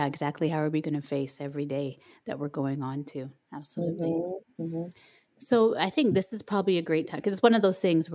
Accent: Canada; I'm Canadian, I live in Canada.

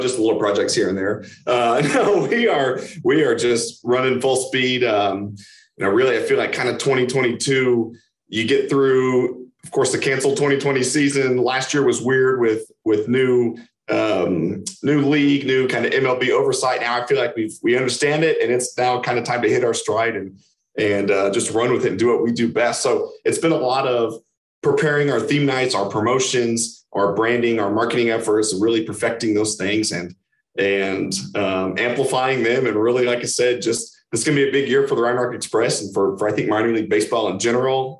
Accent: Kansas City, Missouri, United States; I'm from Kansas City

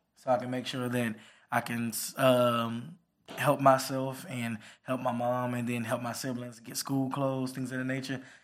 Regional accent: Port Arthur, Texas, United States; I came from small little city, pulled off the Texas Atlanta, the Trill, the original Trill

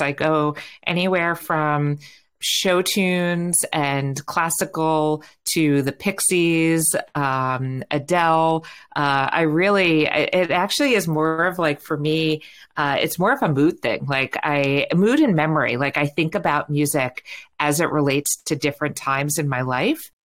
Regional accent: New York, United States; accent: New York; now in San Francisco, United States; while I live in San Francisco, um, every now and then you can hear a little bit of New York come out

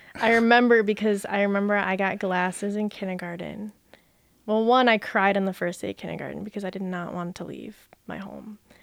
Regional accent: Brighton, Michigan, United States; also born or lived in Jackson, Michigan; we moved to Brighton when I was one, and I've, well, now I'm not, but I grew up in Brighton.

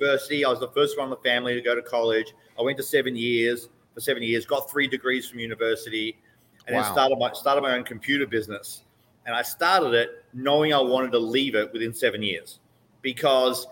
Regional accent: Melbourne, Victoria, Australia; moved away as an adult; now in Mexico; I was born in Melbourne, Australia, okay. And I lived there for 31 years. And I grew up in a great household

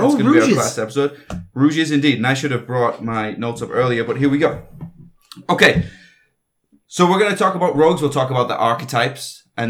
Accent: United Kingdom; I'm not foreign. I'm British.

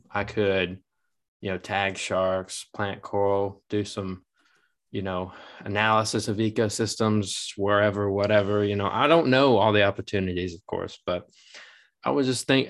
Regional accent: Massachusetts, United States; moved away; I'm from Massachusetts

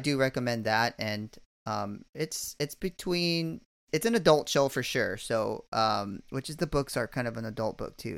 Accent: California, United States; moved away as an adult; I'm from California, but I haven't lived there in about, you know, I don't know, twenty years now

